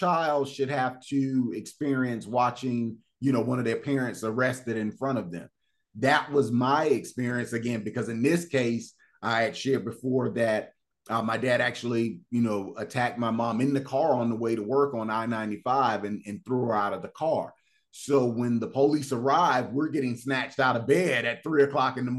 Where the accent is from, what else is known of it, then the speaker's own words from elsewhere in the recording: Fort Lauderdale, Florida, United States; growing up in Fort Lauderdale, Florida